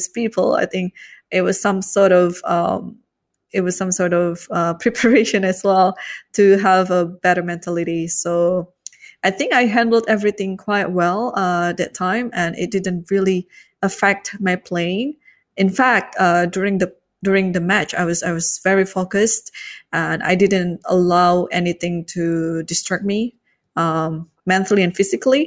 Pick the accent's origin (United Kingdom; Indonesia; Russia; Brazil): Indonesia; Jakarta; also born or lived in United States; I'm a proud Indonesian, obviously. I was born and raised in Jakarta, the capital